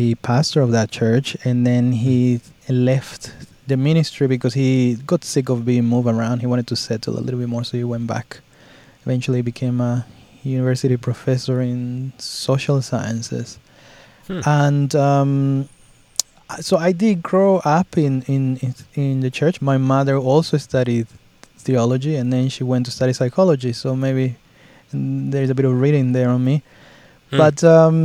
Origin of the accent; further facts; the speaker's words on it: Mexico; moved away as an adult; now in Australia; I was born and raised in Mexico, and I migrated here to Australia a little bit more than 16 years ago.